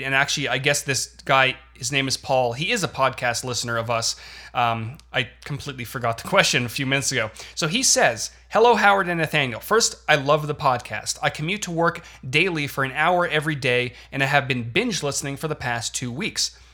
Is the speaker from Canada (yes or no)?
yes; Canada; moved away as an adult; now in United States; I was born and raised in Canada for 22 years